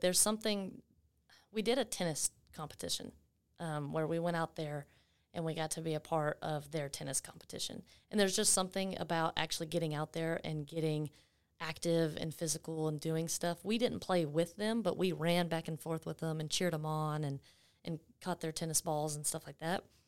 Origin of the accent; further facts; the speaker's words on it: Waco, Texas, United States; also born or lived in Gatesville, Texas; I was born in Waco, raised half in Waco, half in Gatesville